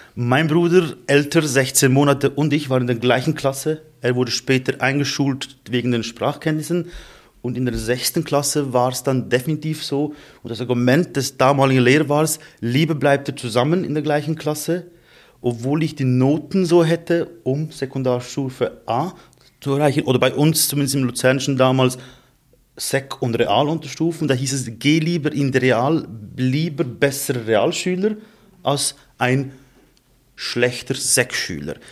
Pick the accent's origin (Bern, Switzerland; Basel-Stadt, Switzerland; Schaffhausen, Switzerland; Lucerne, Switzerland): Lucerne, Switzerland; Emmenbrücke; bei uns in Emmenbrücke in unserer Gemeinde